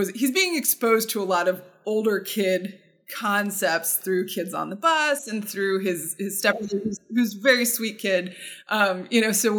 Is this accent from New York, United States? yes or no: no; Southern Ohio, United States; where I grew up in Southern Ohio